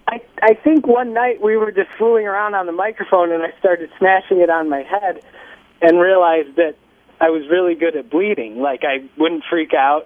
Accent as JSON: {"language": "English", "town": "Zion", "region": "Midwest", "country": "United States", "said": "We're from the Midwest"}